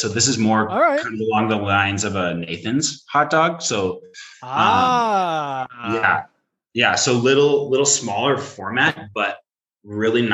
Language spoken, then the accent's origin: English; Seattle, Washington, United States; I am from Seattle